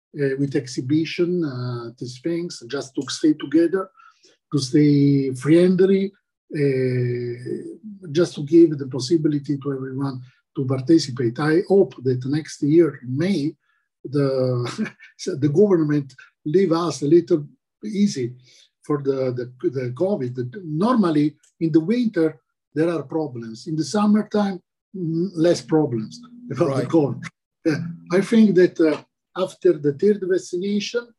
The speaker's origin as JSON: {"language": "English", "town": "Taranto", "region": "Apulia", "country": "Italy", "tie": "born or raised there", "second_language": "English", "moved": "yes", "lives_now": "Spain", "said": "my native country in Italy, in the south, Taranto"}